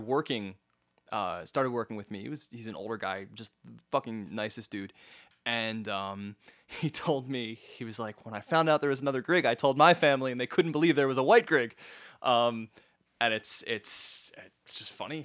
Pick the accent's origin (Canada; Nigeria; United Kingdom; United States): Canada; Halifax, Nova Scotia; I was born in Halifax